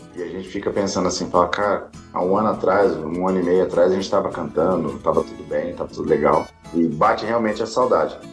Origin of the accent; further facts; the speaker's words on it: Bandeirantes, Mato Grosso do Sul, Brazil; also born or lived in Campo Grande / Jundiaí; Minha cidade natal é Bandeirantes fica a 60 quilômetros daqui, Campo Grande. Mas me criei aqui em Campo Grande também um bom pedaço